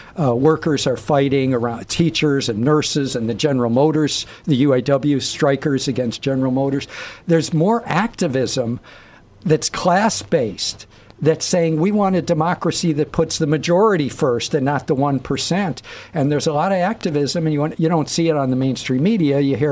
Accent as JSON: {"language": "English", "region": "Michigan", "country": "United States", "tie": "born or raised there", "said": "when you and I were growing up in Michigan"}